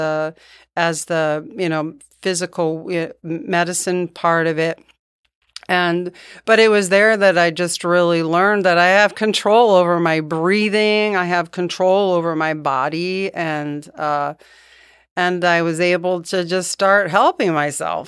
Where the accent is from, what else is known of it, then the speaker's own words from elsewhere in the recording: Poughkeepsie, New York, United States; moved away as an adult; also born or lived in Hartford, Connecticut / Virgin Islands; now in Dunedin, United States; I grew up in Poughkeepsie, New York.